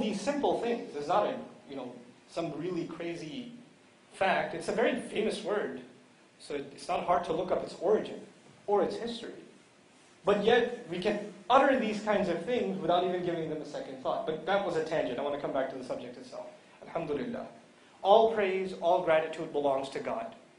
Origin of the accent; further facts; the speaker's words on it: New York City, New York, United States; moved away; I come from New York City originally